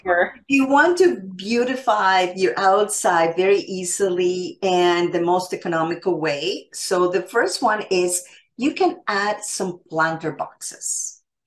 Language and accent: English; Canada; I am Canadian